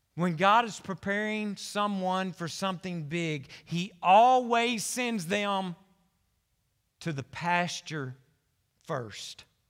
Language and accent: English; Conway, United States; I was born and raised in Conway